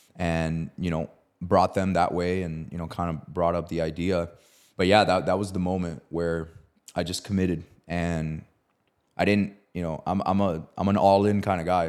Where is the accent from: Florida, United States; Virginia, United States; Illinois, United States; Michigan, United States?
Florida, United States; Miami; I'm from Miami